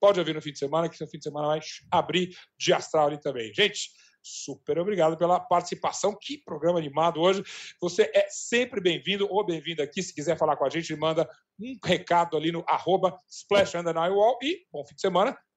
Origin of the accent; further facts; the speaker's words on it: Minas Gerais, Brazil; Mas, na verdade, o povo é de Goiás, eu sou de Minas Gerais. E sim, vou puxar a brasa para a sardinha do meu estado.